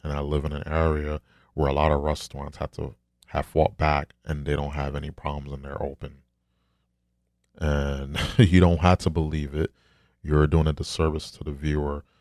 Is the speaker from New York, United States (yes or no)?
yes; New York, United States; I'm from New York